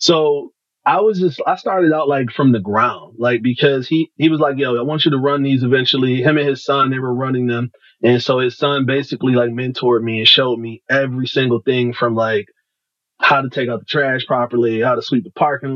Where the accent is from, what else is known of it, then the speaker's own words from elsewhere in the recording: Detroit, Michigan, United States; I'm from Detroit, right? So, Detroit born and raised